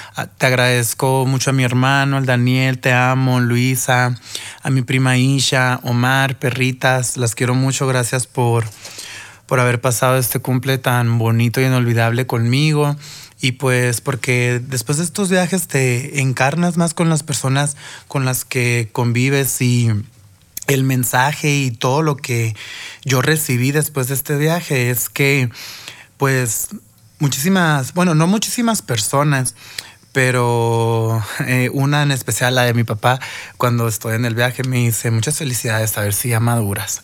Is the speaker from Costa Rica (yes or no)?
no; Mexico; nosotros mexicanos